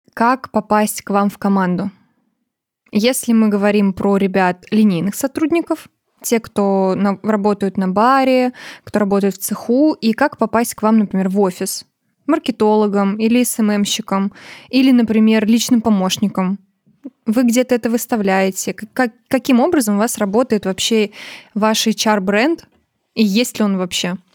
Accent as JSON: {"language": "Russian", "town": "Volgograd", "region": "Volgograd Oblast", "country": "Russia", "said": "я вообще сама из Волгограда"}